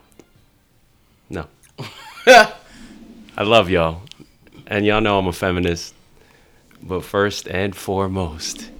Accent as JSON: {"language": "English", "town": "Jersey City", "region": "New Jersey", "country": "United States", "tie": "born or raised there", "said": "I grew up in Jersey City"}